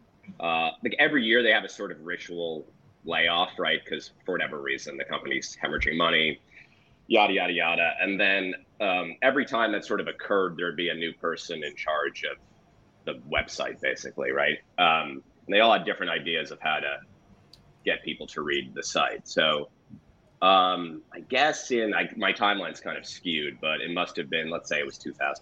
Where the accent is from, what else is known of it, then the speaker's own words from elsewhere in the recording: East Coast, United States; moved away as an adult; now in California, United States; I'm from the East Coast, but I haven't been out here that long